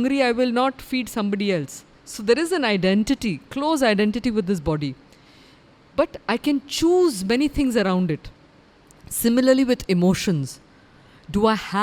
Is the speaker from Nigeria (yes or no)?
no; India; I am a woman, I'm an Indian, I'm a Bharatiya